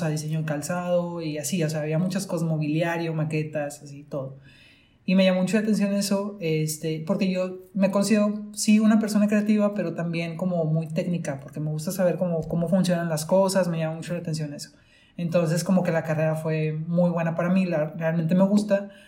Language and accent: Spanish; Monterrey, Nuevo León, Mexico; uh somos de Monterrey, por cierto.